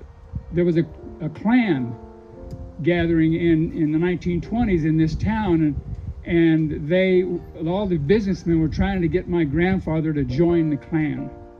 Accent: just outside of Wichita, Kansas, United States; I grew up just outside of Wichita, Kansas

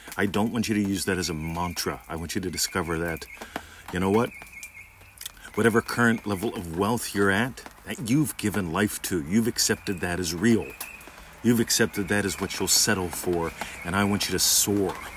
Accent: Pittsburgh, Pennsylvania, United States; moved away as an adult; now in Australia; how would I see my hometown if I went there visiting it? Because I'm a citizen of Australia now. How would I see the Pittsburgh airport visiting it

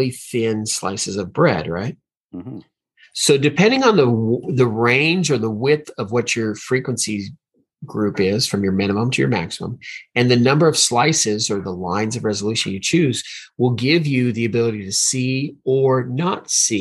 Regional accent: Hawaii, United States; I was born in Hawaii, so I learned a lot about volcanoes when I was a kid

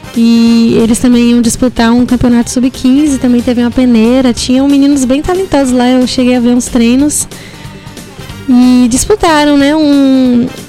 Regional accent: Ipiaú, Bahia, Brazil; Eu que sou de Piauí

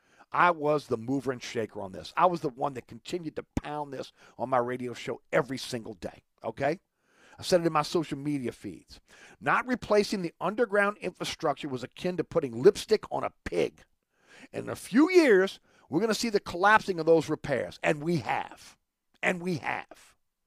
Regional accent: New Orleans, Louisiana, United States; moved away as an adult; I grew up in Orleans Parish. I love New Orleans.

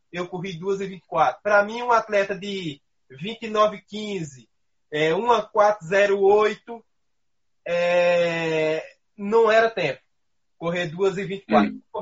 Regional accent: Pernambuco, Brazil; O, o trabalho para a maratona de Berlim começou no dia 1 de julho de 2018, lá em Pernambuco, na minha terra.

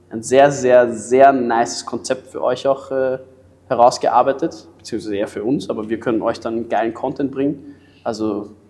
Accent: Germany; ich bin Deutscher

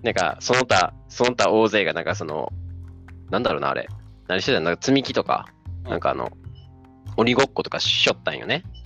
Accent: Tokushima, Japan; moved away as an adult; now in Tokyo, Japan; 出身が徳島です。で今住んでるのが、えー、東京、上京しています

